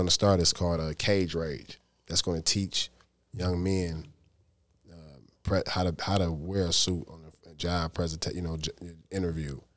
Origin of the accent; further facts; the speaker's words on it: Detroit, Michigan, United States; I'm from the East Side